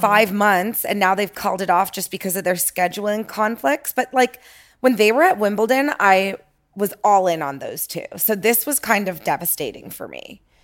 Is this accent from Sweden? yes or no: no; Toronto, Ontario, Canada; moved away as an adult; now in Los Angeles, United States; born and raised in Toronto